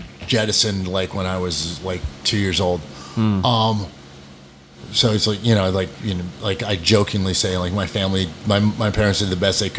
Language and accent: English; New Hampshire and Vermont, New England, United States; moved away; also born or lived in Castleton, Vermont / Lake Sunapee, New Hampshire; I grew up in upper New England, New Hampshire and Vermont.